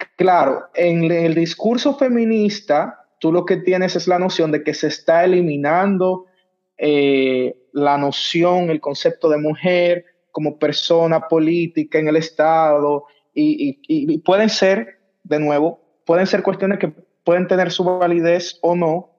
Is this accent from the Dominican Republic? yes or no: yes; Dominican Republic; de República Dominicana, el pasante